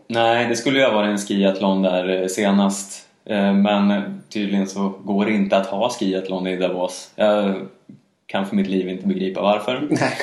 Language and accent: Swedish; Sweden